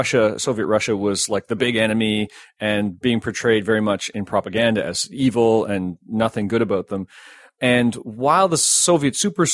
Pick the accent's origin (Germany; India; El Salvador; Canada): Canada; as a Canadian